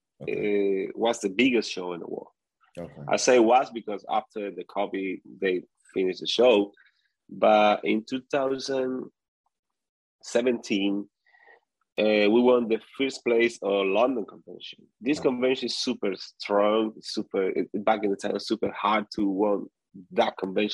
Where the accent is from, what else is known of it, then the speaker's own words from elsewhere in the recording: Venezuela; moved away; I come from Venezuela